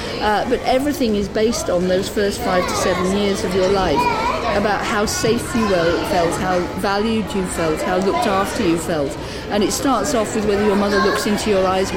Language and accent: English; Devon, South West England, United Kingdom; also born or lived in London; I'm from Devon